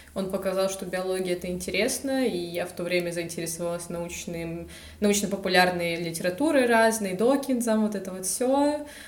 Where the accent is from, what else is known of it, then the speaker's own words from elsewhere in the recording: Anapa, Krasnodar Krai, Russia; moved away as an adult; now in Rostov-on-Don, Russia; я из Анапы, из Краснодарского края